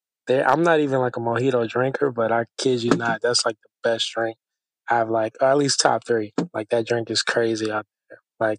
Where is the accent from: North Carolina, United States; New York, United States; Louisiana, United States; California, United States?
Louisiana, United States; Houma; moved away as an adult; also born or lived in Lafayette, Louisiana; now in Houston, United States; So I come from a small town in Louisiana. Called Houma, Louisiana. Shout out to the 985.